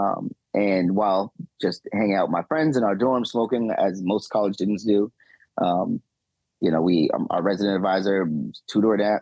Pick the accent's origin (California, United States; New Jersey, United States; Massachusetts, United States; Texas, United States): Massachusetts, United States; Boston; I was born and raised here in Boston and grew up in a neighborhood that was, you know, very much so impacted by criminalization